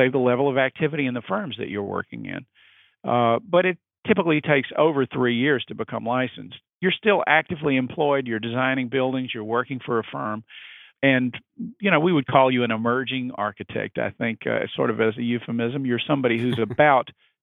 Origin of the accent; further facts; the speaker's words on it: Mississippi, United States; moved away as an adult; also born or lived in New Orleans, Louisiana / New York; now in Washington, D.C., United States; practiced in my home state. And that state was Mississippi